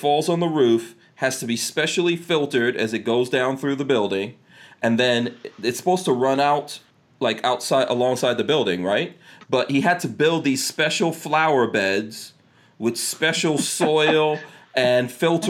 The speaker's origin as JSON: {"language": "English", "town": "New York City", "region": "New York", "country": "United States", "tie": "born or raised there", "also_born_or_lived": "Caribbean / New Jersey", "moved": "as an adult", "said": "I grew up in the crack 80s. And I grew up in Far Rockaway, which was John Gotti's territory"}